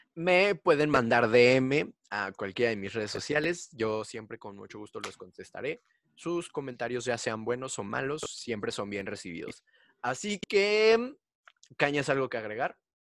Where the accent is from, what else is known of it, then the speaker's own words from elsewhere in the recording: Mexico; yo soy de México